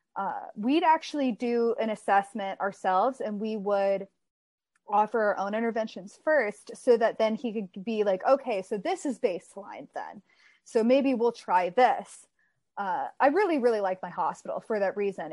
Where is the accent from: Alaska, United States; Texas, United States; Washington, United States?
Texas, United States; moved away as an adult; now in Southern California, United States; I grew up in Texas. I lived there my entire life and then I moved out here to California by myself.